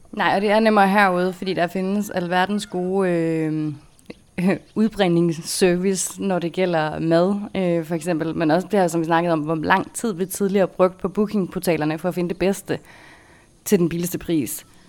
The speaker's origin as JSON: {"language": "Danish", "country": "Denmark", "moved": "as an adult", "said": "da vi boede hjemme i Danmark"}